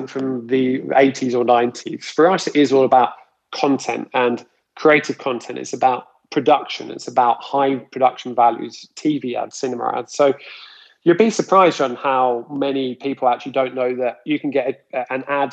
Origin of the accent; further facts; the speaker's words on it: Luton, East of England, United Kingdom; Leland's High School even, which I went to in Luton